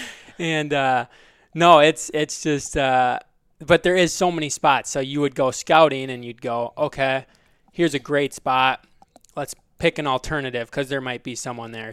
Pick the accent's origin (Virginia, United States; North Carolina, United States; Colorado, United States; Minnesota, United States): Minnesota, United States; Belle Plaine; also born or lived in South Dakota; I grew up in Belle Plaine, Minnesota